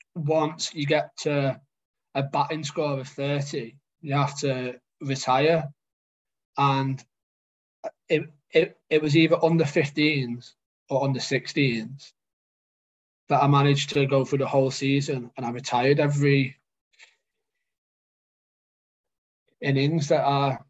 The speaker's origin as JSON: {"language": "English", "town": "Warrington", "region": "North West England", "country": "United Kingdom", "tie": "born or raised there", "said": "from Warrington, lived in Warrington my whole life"}